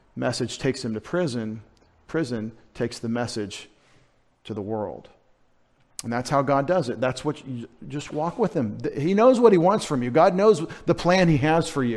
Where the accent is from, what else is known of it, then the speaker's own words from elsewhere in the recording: United States; as American Christians